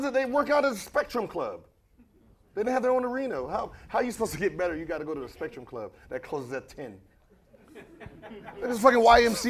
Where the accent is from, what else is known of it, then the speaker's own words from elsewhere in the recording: West Coast, United States; Yeah, I'm from the West Coast, so I don't really pay attention to the East.